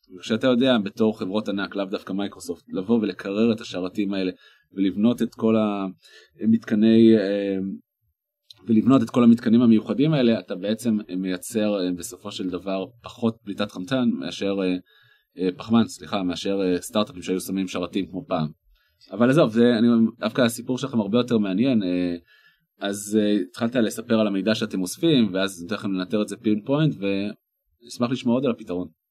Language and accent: Hebrew; the Krayot, Haifa District, Israel; moved away; אני במקום מהקריות